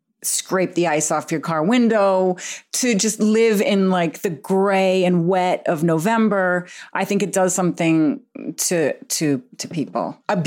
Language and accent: English; Massachusetts, United States; But I grew up outside of Boston from with a large extended family, Irish Catholic. My dad's the oldest of 7. My mom's the oldest of 10.